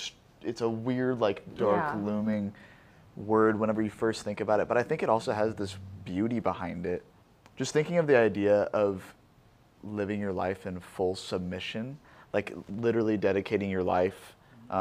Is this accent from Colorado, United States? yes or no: no; Omaha, Nebraska, United States; moved away as an adult; now in Fullerton, United States; I'm normally from Omaha